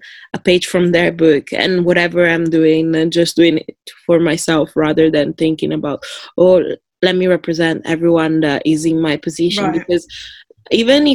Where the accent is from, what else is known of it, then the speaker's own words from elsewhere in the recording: Italy; moved away as an adult; I moved here 10 years ago from Italy